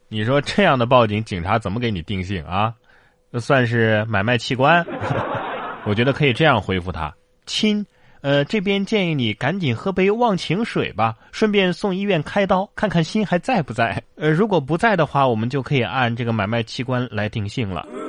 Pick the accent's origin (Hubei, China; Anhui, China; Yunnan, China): Hubei, China; now in Sichuan, China; 啊，咱们四川有四川的特色，